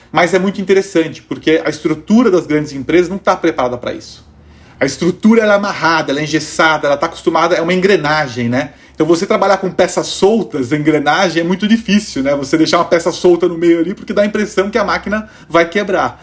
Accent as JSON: {"language": "Portuguese", "country": "Brazil", "said": "para todos nós como brasileiros"}